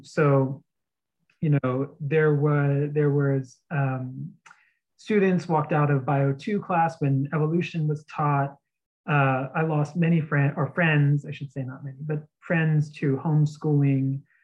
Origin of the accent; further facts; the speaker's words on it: outside of San Antonio, Texas, United States; now in New York City, United States; I grew up in Texas, uh, outside of San Antonio